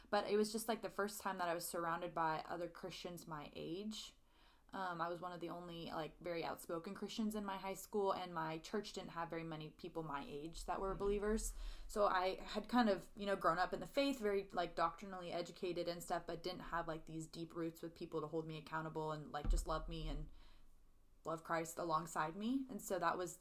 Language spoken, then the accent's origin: English; Central Valley, California, United States; moved away as an adult; now in Nashville, United States; We were next-door neighbors growing up in California